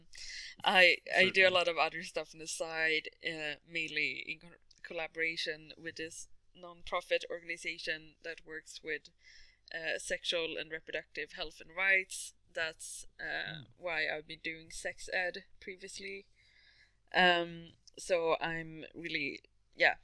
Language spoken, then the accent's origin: English; Sweden; I'm from Sweden.